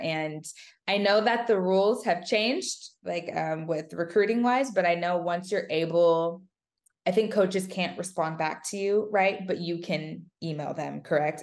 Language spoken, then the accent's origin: English; California, United States; I wanted to stay in California